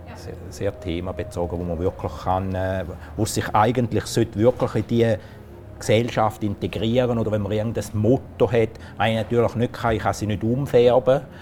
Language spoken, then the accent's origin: German; Italy; now in Switzerland; als Italiener